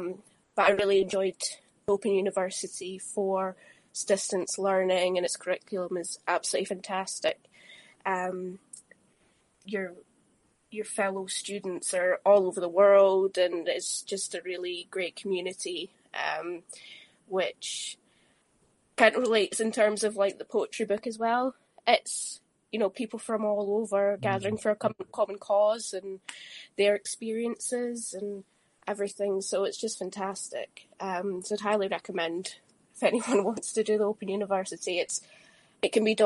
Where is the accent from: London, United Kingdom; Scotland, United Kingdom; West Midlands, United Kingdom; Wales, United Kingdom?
Scotland, United Kingdom; East Calder; also born or lived in Edinburgh; I was born in New Scotland, originally West Lothian, East Calder, in West Lothian, and subsequently Edinburgh, lived in Marchmont and Ball Green, and now I live in South Queensferry